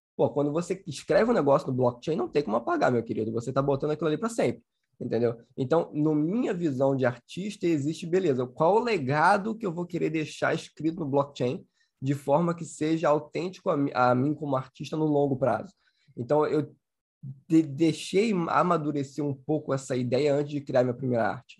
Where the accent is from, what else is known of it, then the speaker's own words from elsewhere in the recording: Rio de Janeiro, Brazil; Sou carioca